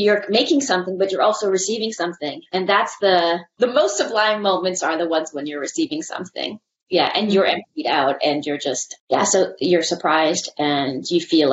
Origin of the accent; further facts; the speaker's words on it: Canada; I see myself as a Canadian person.